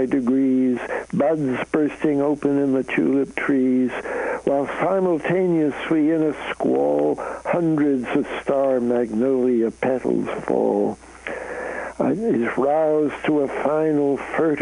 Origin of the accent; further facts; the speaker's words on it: Canada; moved away; I'm a Canadian